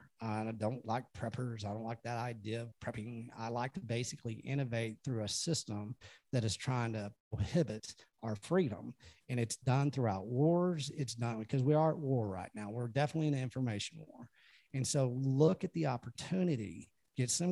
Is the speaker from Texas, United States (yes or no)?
yes; Texas, United States; I'm from Texas